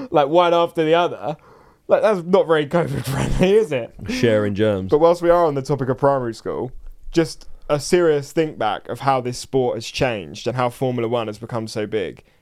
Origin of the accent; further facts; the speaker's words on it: South East England, United Kingdom; we're both from East Sussex, and I went to a church school